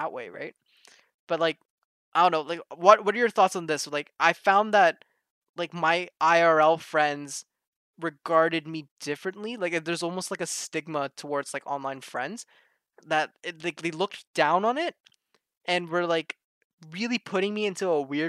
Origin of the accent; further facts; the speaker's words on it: Toronto, Ontario, Canada; I'm from Toronto, in Canada.